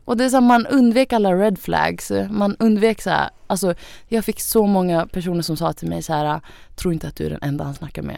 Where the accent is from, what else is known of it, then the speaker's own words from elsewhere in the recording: Sweden; Jag har ju rötter från Thailand. Eh, jag föddes i Sverige men mina föräldrar är från Thailand